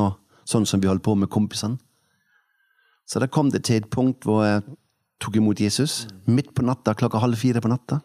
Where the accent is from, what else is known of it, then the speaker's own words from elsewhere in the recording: Denmark; Norwegian is a second language; moved away as an adult; also born or lived in Kvinesdal, Norway; now in Oppdal, Norway; Jeg er født i Danmark da jeg var 20 eh, én år gammel flyttet jeg til eh, Sadensdal.